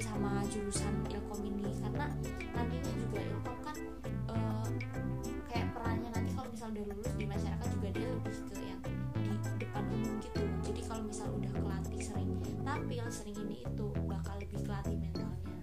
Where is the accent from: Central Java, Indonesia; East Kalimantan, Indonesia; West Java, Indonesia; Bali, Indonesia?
Central Java, Indonesia; Cilacap; moved away as an adult; now in Yogyakarta, Indonesia; gue asalnya nih dari Cilacap